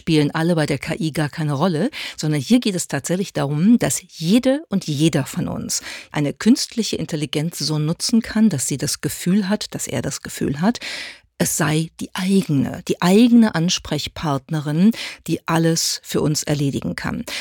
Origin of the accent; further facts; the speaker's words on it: Germany; bei uns in Deutschland